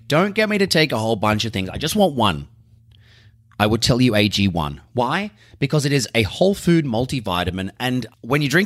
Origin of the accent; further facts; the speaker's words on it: Sydney, New South Wales, Australia; I'm from Sydney. Yeah, I'm from Burwood, mate.